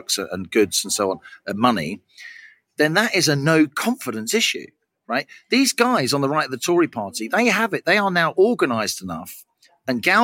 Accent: London, United Kingdom; I speak as a Londoner, a proud Londoner

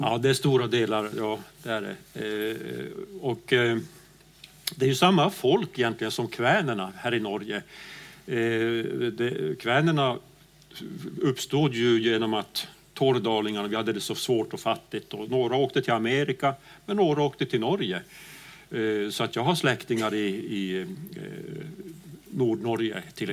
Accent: Pajala, Norrbotten County, Sweden; jag kommer ju från Pajala längst upp i Norrbotten

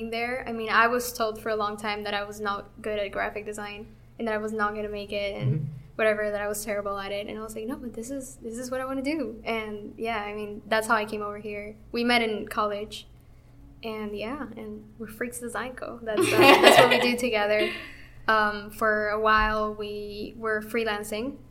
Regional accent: Venezuela; also born or lived in Argentina; now in Miami, United States; I'm Venezuelan. I moved here 5 years ago, I think. I lived in Argentina for 10

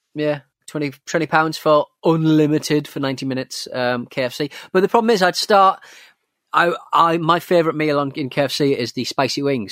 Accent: North East England, United Kingdom; was from the northeast of England

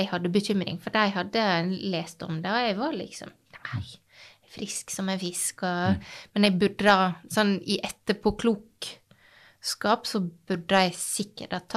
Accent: Hareid, Møre og Romsdal, Norway; Jeg er fra Hareid.

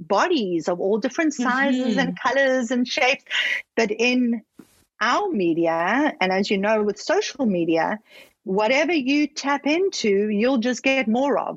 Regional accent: Johannesburg, Gauteng, South Africa; now in Toronto, Canada; I grew up in Johannesburg, which is very image conscious

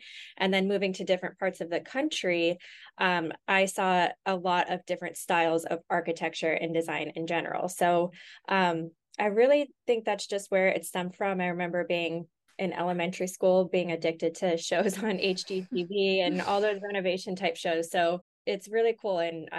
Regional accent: Los Angeles, California, United States; now in Austin, United States; I'm from LA originally. Okay. I bounced around here and there to a few different places, but I would call LA home.

